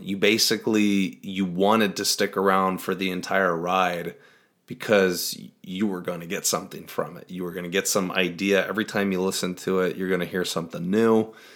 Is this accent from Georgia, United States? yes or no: no; Iowa, United States; I'm from Iowa